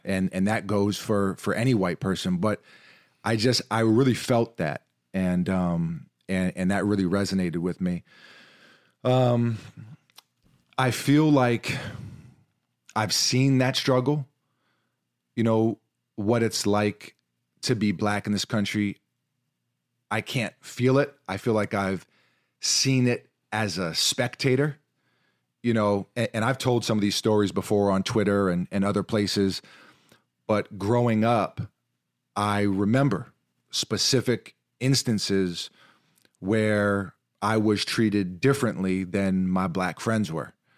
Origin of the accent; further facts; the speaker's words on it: New York City, New York, United States; growing up in New York City, playing basketball from a really young age